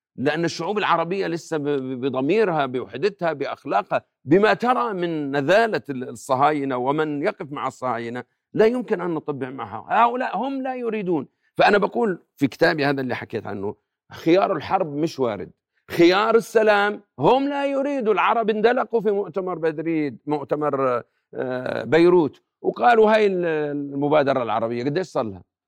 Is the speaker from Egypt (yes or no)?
no; Jordan